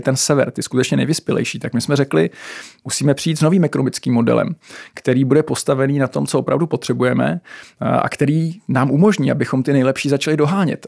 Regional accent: Czechia; jako Češi a Česká republika

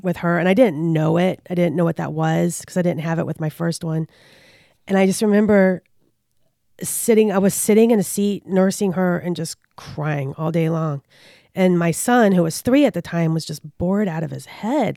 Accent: Richmond, Virginia, United States; I grew up in Richmond

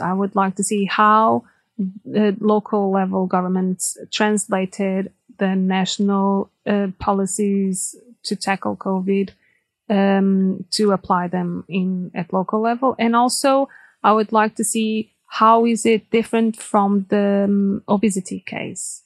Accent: Portugal; moved away as an adult; also born or lived in Angola; now in Germany; I come from Portugal

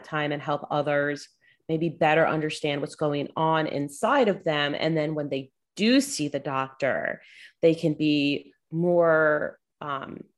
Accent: South Florida, United States; I grew up in South Florida

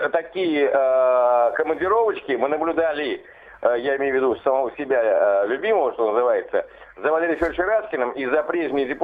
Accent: Saratov Oblast, Russia; у нашего земляка великого Вячеслава Викторовича Володина.

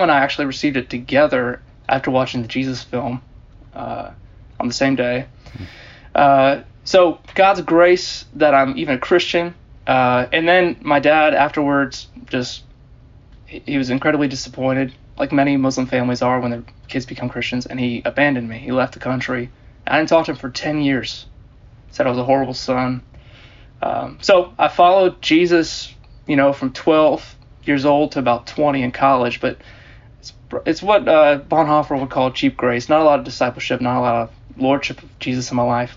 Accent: Germantown, Maryland, United States; also born or lived in Baltimore, Maryland; I grew up in Germantown, Maryland, in Montgomery County, outside D.C.

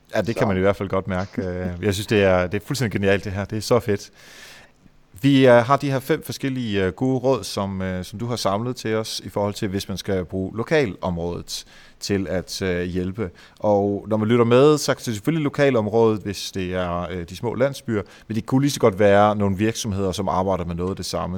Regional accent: Varde, Southern Denmark, Denmark; Jeg kommer selv fra Varde, Esbjerg-området

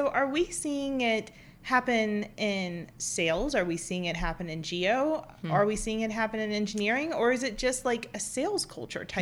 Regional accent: Mississippi, United States; I'm Italian and from Mississippi

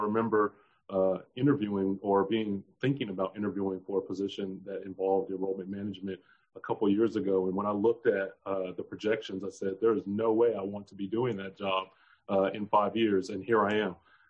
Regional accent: Midwest, United States; growing up in the Midwest and eventually making my way Southwest to now being Southeast.

